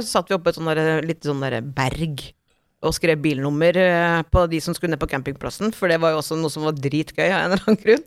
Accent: Tingvoll, Møre og Romsdal, Norway; på kroa på Tingvolla, der jeg vokste opp, mm. på Møre

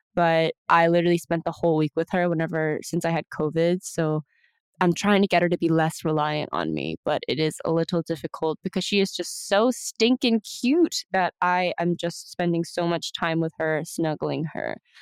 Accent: Houston, Texas, United States; born and raised in Houston, Texas

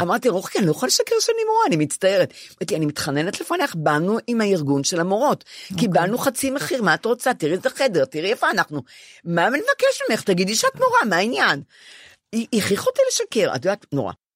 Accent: Ramat Gan, Tel Aviv District, Israel; now in Tel Aviv, Israel; אני יושבת על הספה בדירה שלי השכורה 17 שנה בתל אביב, ונדמה לי שהרחוב למטה זה רחוב גורי יהודה ברמת גן, איפה שגדלתי

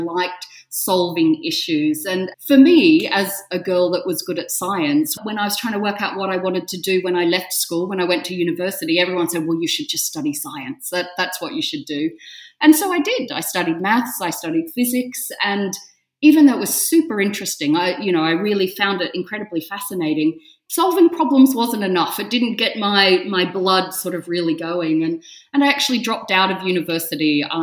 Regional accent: Australia; So as an Australian to live in something with such history and such heritage

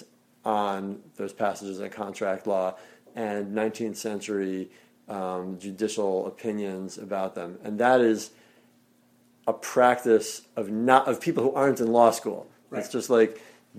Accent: Chicago, Illinois, United States; I grew up here in the Hyde Park neighborhood, four blocks from where we're sitting right now

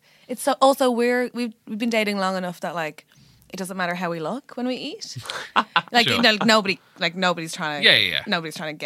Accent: Ireland; I'm Irish

